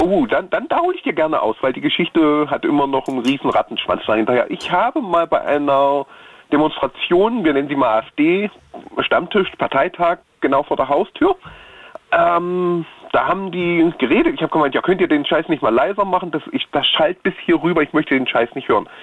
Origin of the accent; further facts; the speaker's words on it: Thuringia, Germany; bei uns in Thüringen, Sachsen und Sachsen-Anhalt fällt es halt auf, weil wir halt die typischen Össis sind